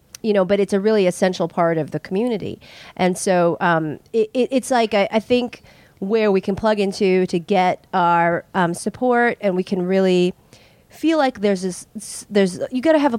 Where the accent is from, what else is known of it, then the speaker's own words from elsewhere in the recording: San Francisco, California, United States; But I'm from San Francisco